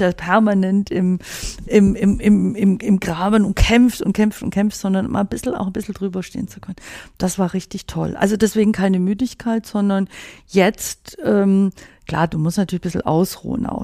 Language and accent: German; Swabia, Germany; moved away; als Schwäbin